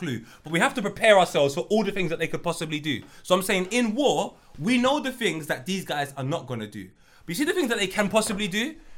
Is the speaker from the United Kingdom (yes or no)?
no; Jamaica; I'm Jamaican.